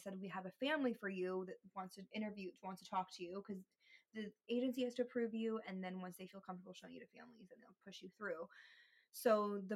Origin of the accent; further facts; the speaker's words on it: Minnesota, United States; moved away as an adult; also born or lived in Iowa; I'm originally from Minnesota